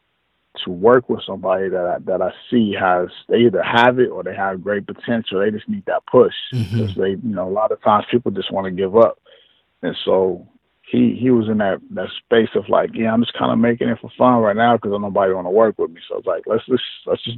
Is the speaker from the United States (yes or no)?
yes; Long Beach, California, United States; also born or lived in Los Angeles; And then I moved to Cali. I moved to L.A. I'm originally from Long Beach